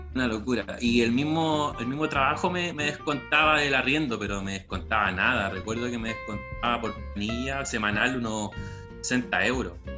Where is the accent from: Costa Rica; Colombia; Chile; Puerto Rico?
Chile; con el fin de retornar a, Chile